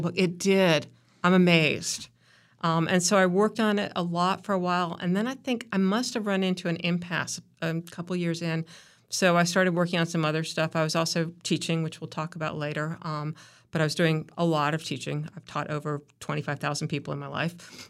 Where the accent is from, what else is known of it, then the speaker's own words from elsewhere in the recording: Chapel Hill, North Carolina, United States; also born or lived in Raleigh, North Carolina; So I was actually living in Raleigh. We moved to Chapel Hill just before I started sixth grade